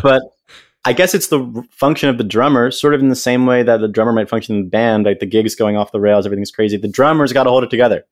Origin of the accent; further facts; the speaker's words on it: United States; I'm this American kid